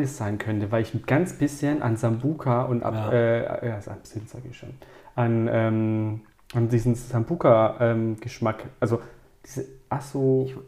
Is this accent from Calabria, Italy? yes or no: yes; Calabria, Italy; Ich als Italiener, ich war in Mailand, ich war in Verona, ich war in Mailand.